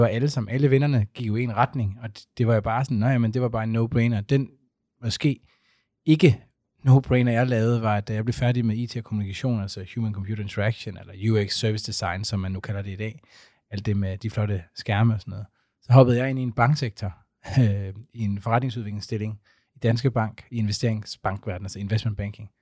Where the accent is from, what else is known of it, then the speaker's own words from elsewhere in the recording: Aarhus, Central Denmark Region, Denmark; jeg er fra Aarhus